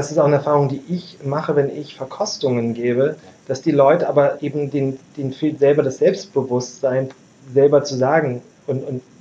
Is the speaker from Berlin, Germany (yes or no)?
yes; Berlin, Germany; ich, ich komme aus Berlin und Berlin ist doch, weiter weg.